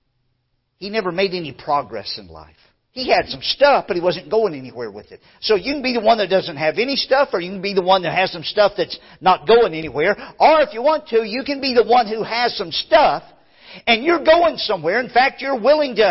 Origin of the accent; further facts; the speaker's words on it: Louisiana, United States; moved away as an adult; I grew up in Louisiana